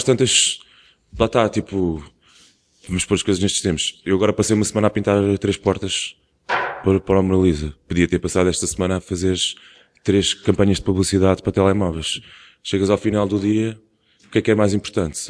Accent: Portugal; é uma coisa que já existe na nossa cultura como portugueses também há muito tempo

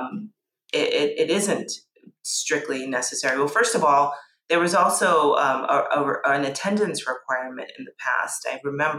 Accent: New York City, New York, United States; born or raised there; English is a second language

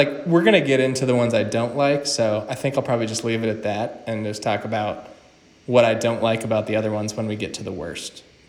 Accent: New York, United States; I'm from New

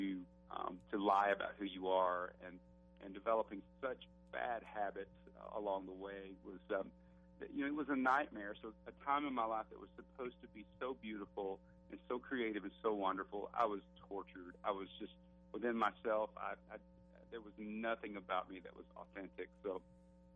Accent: Alabama, United States; I'm from Alabama

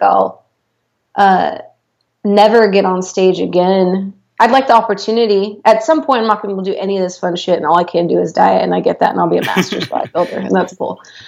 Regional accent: United States; I'm American

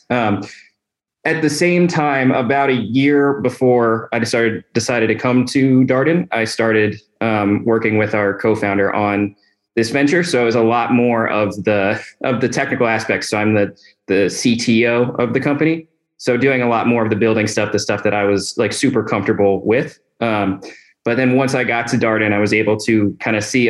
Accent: Northern Virginia, United States; I'm originally from the Northern Virginia area, so not too far from home

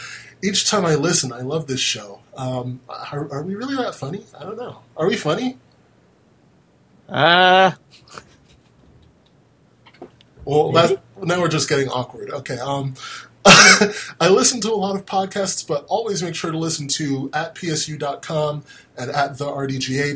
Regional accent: United States; I'm American

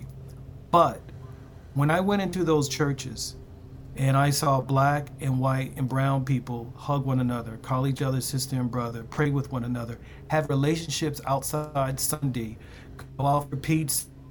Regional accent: Baltimore, Maryland, United States; growing up in Baltimore

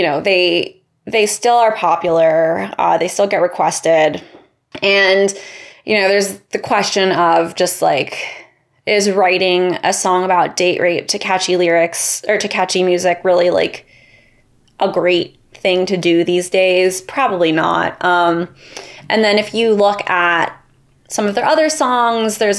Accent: Los Angeles, California, United States; I grew up in Los Angeles

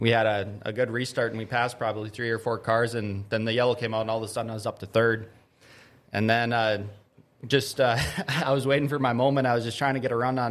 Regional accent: Grand Forks, North Dakota, United States; I was born and raised in Grand Forks

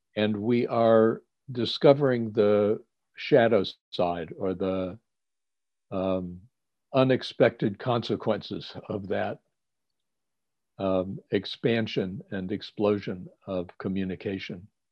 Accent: Cleveland, Ohio, United States; I grew up in Cleveland, Ohio

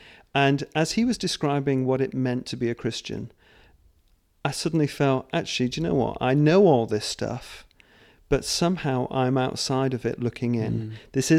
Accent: Scotland, United Kingdom; born there; Actually, I was born in Scotland.

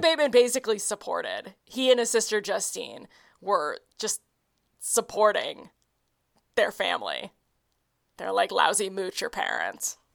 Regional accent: Oklahoma City, Oklahoma, United States; my hometown of Oklahoma City

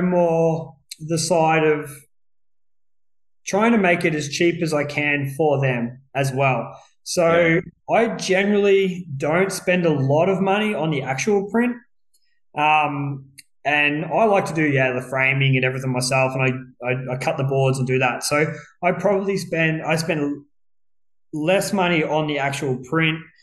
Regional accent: Ballarat, Victoria, Australia; I was born in Ballarat and I've basically lived here all my life except for the 5-odd years I sort of traveled and lived on the other side of the world.

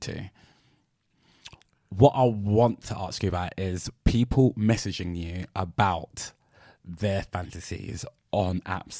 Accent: London, United Kingdom; accent: South London; I'm from South London.

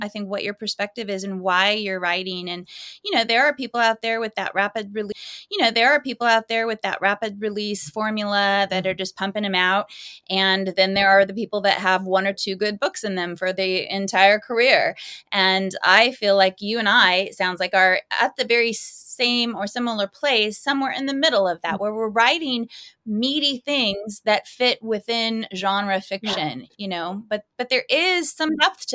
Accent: California, United States; now in North Carolina, United States; I was born and raised in California

